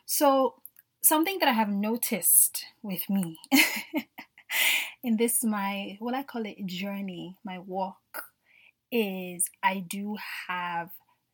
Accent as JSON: {"language": "English", "country": "Nigeria", "tie": "born or raised there", "said": "I grew up in Nigeria"}